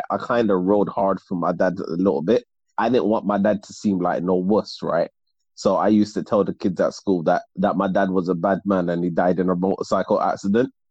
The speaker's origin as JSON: {"language": "English", "country": "Trinidad & Tobago", "tie": "born or raised there", "moved": "as an adult", "lives_now": "Canada", "said": "That yeah, was me growing up in Trinidad too."}